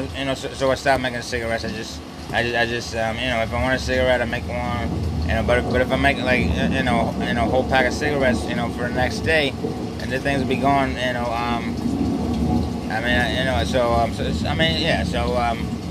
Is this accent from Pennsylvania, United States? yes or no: yes; Philadelphia, Pennsylvania, United States; I was born in Philadelphia, I still live here